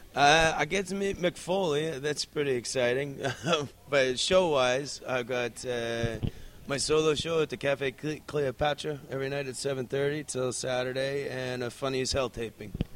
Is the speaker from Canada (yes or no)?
yes; Canada; moved away; I'm actually Canadian